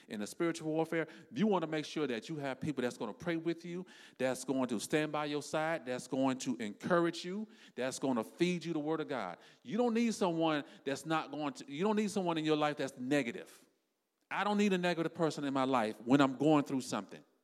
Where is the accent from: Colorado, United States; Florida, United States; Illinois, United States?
Florida, United States; South; me and my wife, we are from South Florida.